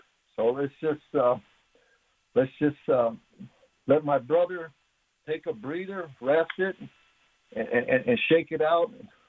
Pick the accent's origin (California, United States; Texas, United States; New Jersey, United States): California, United States; Los Angeles; now in New Mexico, United States; he had his tough times growing up in the hood like I did. I grew up in South Central Los Angeles, but now I'm here in New Mexico with the natives.